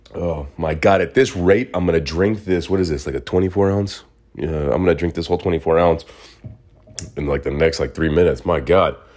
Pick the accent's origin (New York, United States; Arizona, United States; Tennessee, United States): Arizona, United States; Phoenix; moved away as an adult; also born or lived in Mesa, Arizona; now in Los Angeles, United States; Me growing up in Phoenix, where, you know, we averaged a hundred and fifteen, hundred and eighteen degree weather